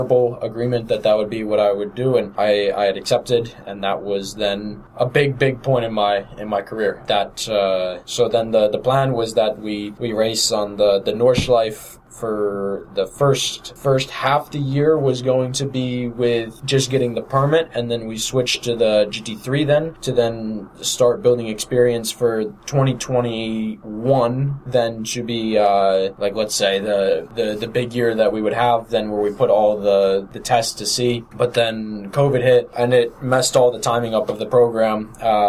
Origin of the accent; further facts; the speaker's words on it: United States; As an American coming over there